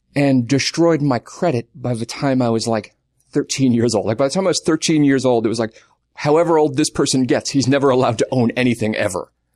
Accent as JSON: {"language": "English", "area": "Long Island", "region": "New York", "country": "United States", "tie": "born or raised there", "moved": "as an adult", "lives_now": "Los Angeles, United States", "said": "I grew up on Long Island, twenty minutes away from where Billy Joel grew up"}